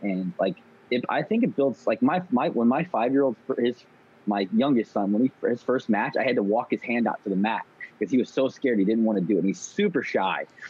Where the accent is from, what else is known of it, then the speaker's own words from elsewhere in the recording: St. Louis, Missouri, United States; also born or lived in St. Charles, Missouri; I grew up in St. Louis, St. Louis, Missouri